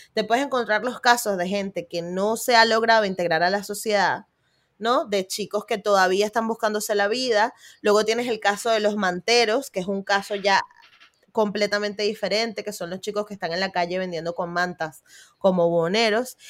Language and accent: Spanish; Venezuela; born or raised there; now in Spain